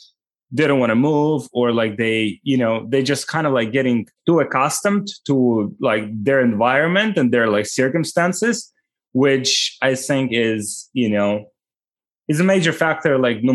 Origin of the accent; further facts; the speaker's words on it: Ukraine; English is a second language; Yeah, I was born like 1990, and Ukraine left like Soviet Union like in 1991.